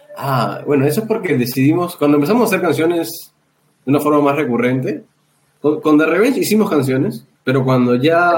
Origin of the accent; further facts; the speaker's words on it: Lima, Peru; porque nosotros somos de San Juan de Miraflores